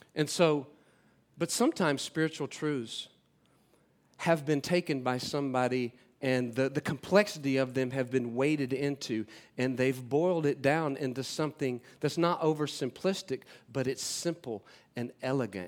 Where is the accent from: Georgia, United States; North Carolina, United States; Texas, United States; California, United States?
North Carolina, United States; moved away; I'm from North Carolina, uh, originally. Uh, I grew up in a f, a family of six up there